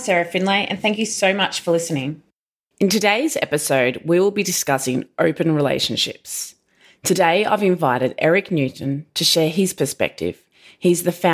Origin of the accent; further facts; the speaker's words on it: Australia; moved away as an adult; now in Los Angeles, United States; being an Aussie newly